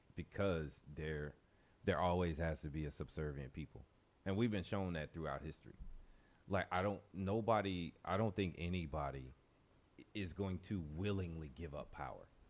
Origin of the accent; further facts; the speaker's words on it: New Orleans, Louisiana, United States; growing up in New Orleans